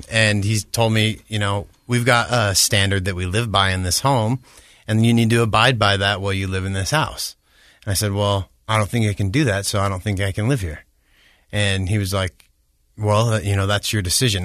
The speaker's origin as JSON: {"language": "English", "town": "Orem", "region": "Utah", "country": "United States", "tie": "born or raised there", "also_born_or_lived": "Bellevue, Washington / Hawaii", "said": "I grew up in Orem"}